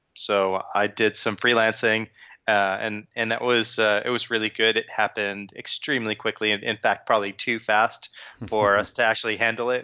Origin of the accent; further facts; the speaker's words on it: Long Island, New York, United States; moved away as an adult; also born or lived in Brooklyn / New Jersey; now in London, United Kingdom; I grew up in Long Island. I was born in Brooklyn